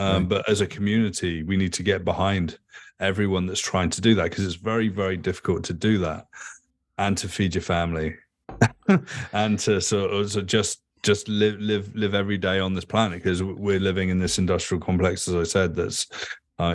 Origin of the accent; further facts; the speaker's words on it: England, United Kingdom; Like, I grew up in England.